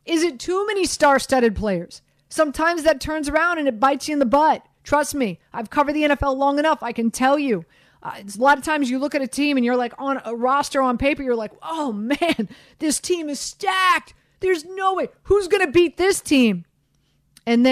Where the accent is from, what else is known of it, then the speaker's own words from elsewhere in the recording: Miami, Florida, United States; now in New York, United States; I'm from Miami, born and raised in Miami